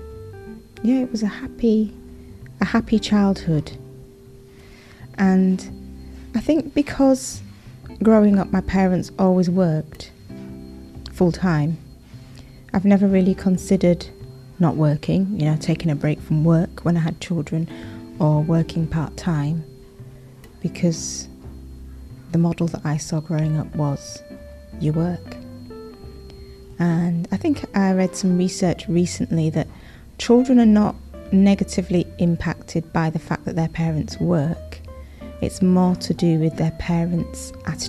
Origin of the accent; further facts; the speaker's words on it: Leeds, Yorkshire and the Humber, United Kingdom; I grew up in Yorkshire, in Leeds.